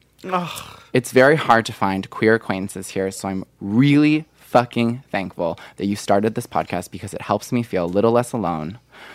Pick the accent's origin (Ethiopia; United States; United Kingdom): United Kingdom; I live in the United Kingdom, and I recently moved back to my hometown after living in London for over a year.